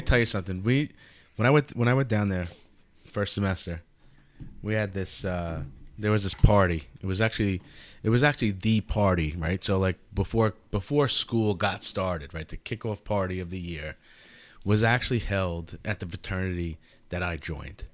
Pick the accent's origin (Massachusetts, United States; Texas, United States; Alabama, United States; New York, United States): New York, United States; Nesconset; I grew up actually directly in Nesconset